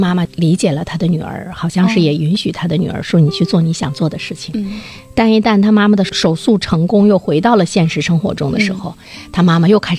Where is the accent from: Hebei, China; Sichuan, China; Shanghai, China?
Sichuan, China; 因为我从小呢也是在四川那块儿对长大，